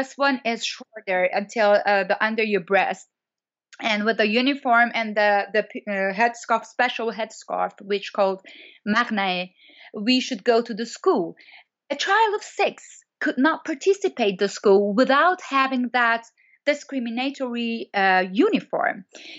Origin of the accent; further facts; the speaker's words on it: Iran; English is a second language; As you know, I'm born in Iran and I'm grown up in Iran. So until my 25th year, I was in Iran